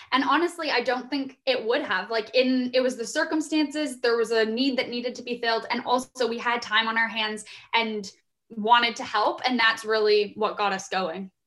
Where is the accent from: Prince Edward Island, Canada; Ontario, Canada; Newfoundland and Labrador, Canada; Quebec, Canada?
Ontario, Canada; Guelph; moved away as an adult; also born or lived in Vancouver; I'm from Guelph, Ontario, here in Canada